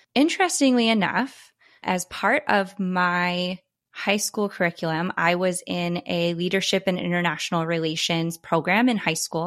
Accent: East Coast, United States; moved away; I'm originally from the East Coast

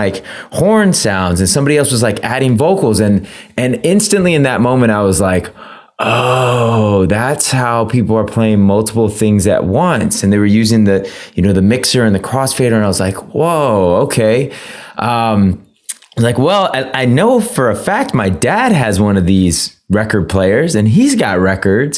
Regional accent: San Francisco, California, United States; I grew up in San Francisco

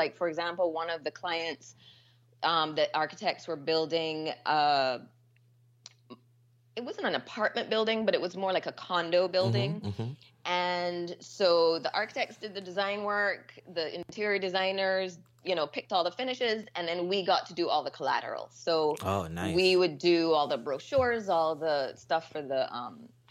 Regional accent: Barbados; I am from Barbados.

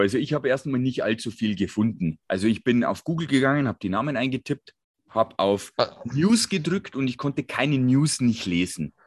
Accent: Bogen, Bavaria, Germany; aus Bogen, wo ich mein Geburtsort

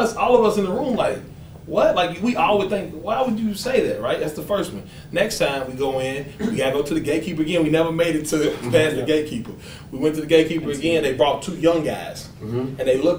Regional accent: Kentucky, United States; we come from Kentucky.

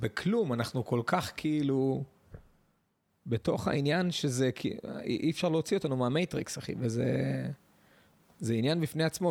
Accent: Netanya, Central District, Israel; אני גדלתי בנתניה בעיר

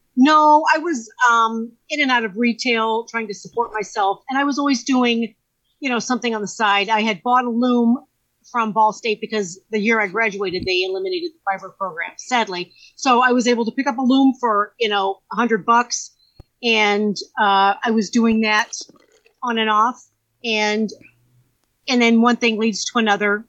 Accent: Valparaiso, Indiana, United States; I grew up in Valpo, and I went to uh, Thomas Jefferson Junior High

